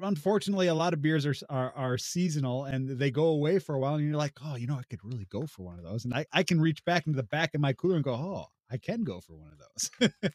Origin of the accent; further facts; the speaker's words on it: Illinois, United States; also born or lived in Southwest Ontario; now in Ontario, Canada; I'm originally from Illinois